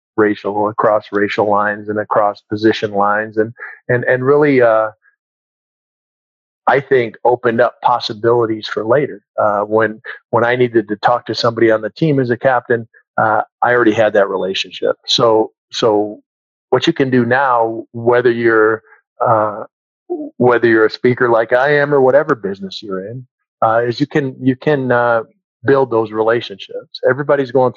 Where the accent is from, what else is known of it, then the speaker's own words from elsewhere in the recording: Minnesota, United States; moved away as an adult; I grew up in Minnesota